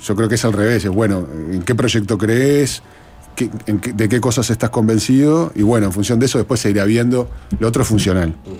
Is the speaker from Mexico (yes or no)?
no; Uruguay